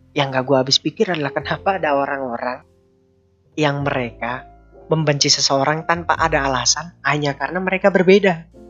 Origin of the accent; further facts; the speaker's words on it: Indonesia; kita Indonesia